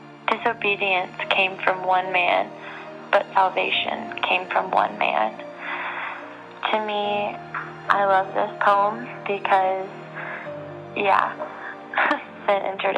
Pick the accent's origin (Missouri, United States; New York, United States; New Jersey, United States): Missouri, United States; Joplin; moved away; I grew up in Joplin, Missouri, but as of right now, anywhere that I am, that's where I call home.